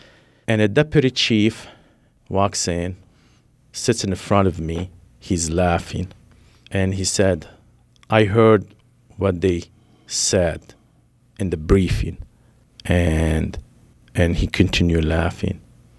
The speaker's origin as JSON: {"language": "English", "country": "Lebanon", "tie": "born or raised there", "said": "Well, growing up in Lebanon, living the Civil War, making sure you are the right place because you don't want to be at the wrong place."}